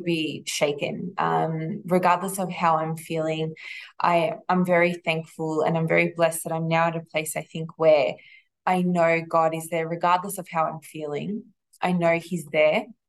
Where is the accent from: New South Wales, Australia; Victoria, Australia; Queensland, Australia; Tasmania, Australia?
Victoria, Australia; Melbourne; I grew up here in Melbourne. I've lived here my whole life